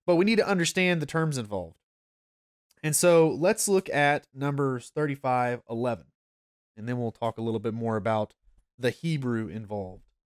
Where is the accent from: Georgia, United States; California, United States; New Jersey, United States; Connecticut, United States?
Georgia, United States; North; I am a Gentile and I'm from North Georgia